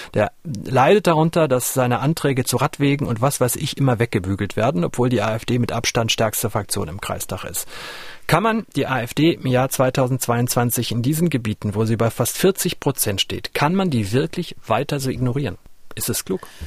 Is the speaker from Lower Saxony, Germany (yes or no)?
no; near the Ruhr area, North Rhine-Westphalia, Germany; moved away; ich komme ja aus der Nähe des Ruhrgebietes